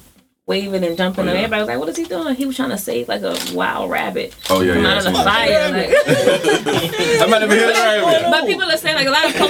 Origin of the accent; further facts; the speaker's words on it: Middlesex County, New Jersey, United States; also born or lived in Orange, New Jersey; now in Savannah, United States; I'm from Central Jersey, Middlesex County.